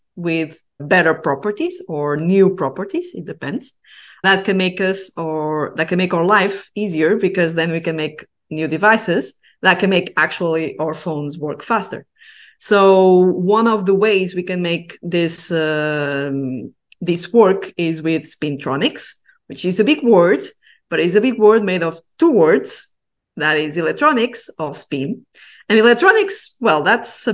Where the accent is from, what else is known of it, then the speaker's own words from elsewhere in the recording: Portugal; now in Basque Country, Spain; I'm originally from Portugal, but I'm now in the northeast of Spain in a region called the Basque Country.